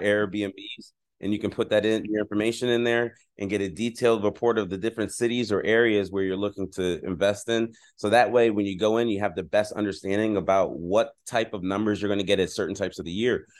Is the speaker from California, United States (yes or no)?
no; Philadelphia, Pennsylvania, United States; now in San Diego, United States; I'm originally from Philadelphia, Pennsylvania